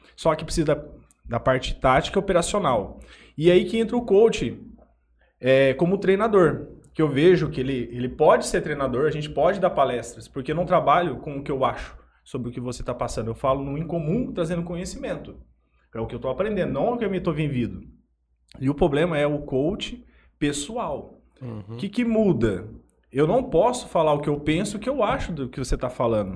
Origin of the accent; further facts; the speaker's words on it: Jales, São Paulo, Brazil; also born or lived in Aparecida do Taboado; eu sou natural de Jales, né? Fui criado aqui